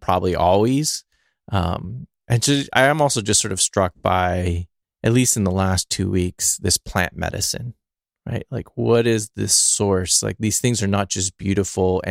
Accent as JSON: {"language": "English", "region": "California", "country": "United States", "said": "I'm a Californian"}